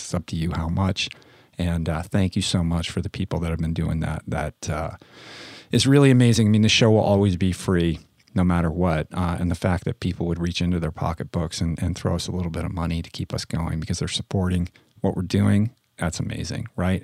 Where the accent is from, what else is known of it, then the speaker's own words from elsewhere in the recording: Washington, District of Columbia, United States; moved away; also born or lived in Santa Monica; in Washington, D C, in my hometown